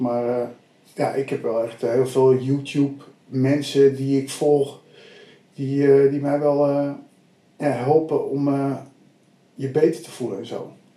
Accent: Abbekerk, North Holland, Netherlands; ik kom ook hm. uit een eh, dorpje Abbekerk met ongeveer 3000 mensen

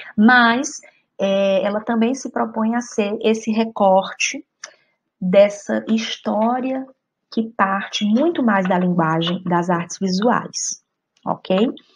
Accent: Fortaleza, Ceará, Brazil; moved away as an adult; also born or lived in Argentina; now in Spain; Voltei para a cidade de Fortaleza, de onde eu sou

